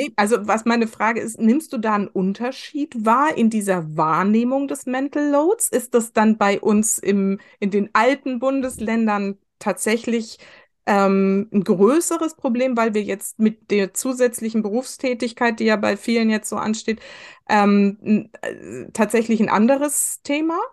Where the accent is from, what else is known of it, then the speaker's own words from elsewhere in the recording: West Germany, Germany; ich bin im Westen groß geworden